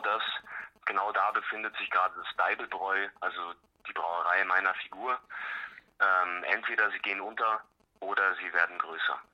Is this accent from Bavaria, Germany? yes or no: yes; Munich area, Bavaria, Germany; Ich komme eigentlich aus dem Münchner Umland